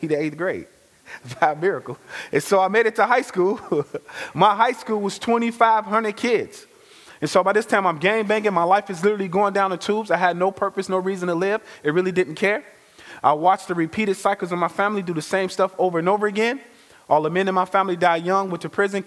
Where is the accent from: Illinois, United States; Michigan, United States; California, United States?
Illinois, United States; Chicago; I am originally from Chicago, born and bred